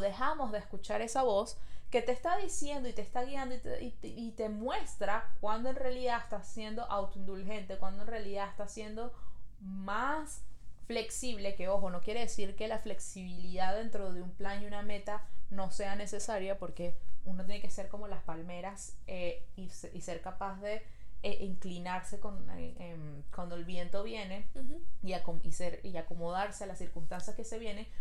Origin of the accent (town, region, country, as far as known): Venezuela; now in Montreal, Canada